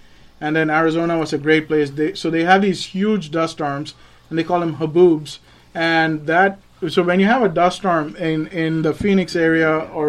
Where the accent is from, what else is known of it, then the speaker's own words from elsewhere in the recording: Chennai, Tamil Nadu, India; moved away as an adult; also born or lived in Kolkata, India; now in Griffin, United States; So I was born in Calcutta, and then I grew up in the southern city of India. It's called Madras or Chennai now. It's one of the four big metropolitan